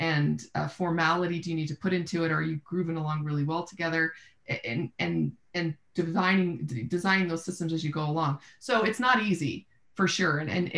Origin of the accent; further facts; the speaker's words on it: Austin, Texas, United States; I'm from Austin, so Central Texas, obviously, San Antonio, Dallas are big markets that I spend time actively looking in.